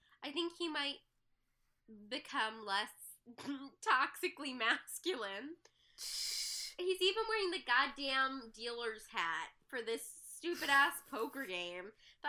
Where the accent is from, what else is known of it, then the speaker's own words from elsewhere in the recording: Midwest, United States; I'm from the Midwest.